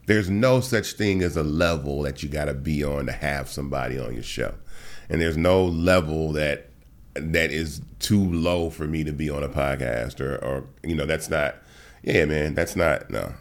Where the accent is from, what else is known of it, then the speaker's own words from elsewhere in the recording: Atlanta, Georgia, United States; also born or lived in Memphis, Tennessee; I was born in Memphis, got to Atlanta, um, when I was, like, three years old